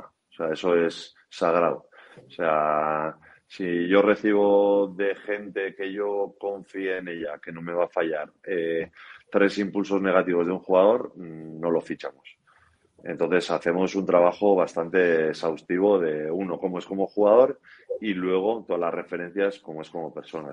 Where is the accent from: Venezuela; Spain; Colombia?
Spain; Pasaia, Basque Country; mi pueblo, Pasaya